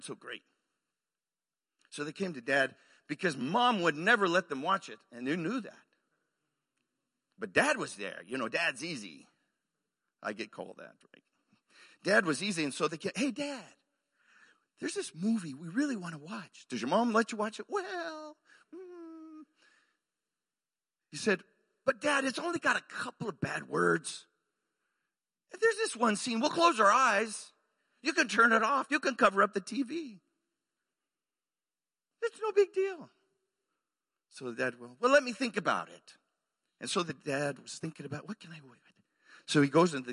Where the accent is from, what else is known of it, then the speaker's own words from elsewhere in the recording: Arizona, United States; moved away as an adult; also born or lived in Waco, Texas / Mexico; now in Oklahoma, United States; I grew up in Arizona